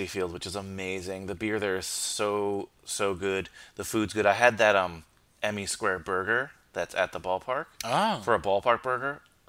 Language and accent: English; New York City, New York, United States; I live in Inwood, which is Upper Manhattan. A lot of Dominicans in my neighborhood. I'm Dominican myself, but I'm also American, you know, born and raised here.